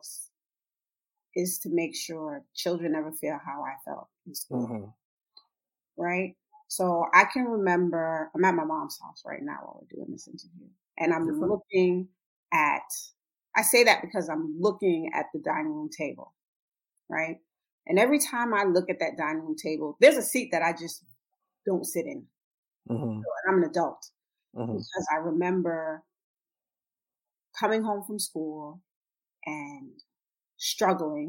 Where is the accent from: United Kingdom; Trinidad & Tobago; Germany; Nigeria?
Trinidad & Tobago; I'm Trinidadian, and her dad is Panamanian.